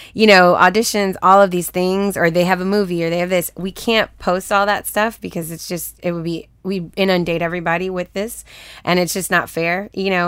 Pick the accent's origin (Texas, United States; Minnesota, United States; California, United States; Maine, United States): Texas, United States; Houston; also born or lived in Los Angeles, United States; now in Atlanta, United States; I'm from Texas, so it's way hotter in Houston.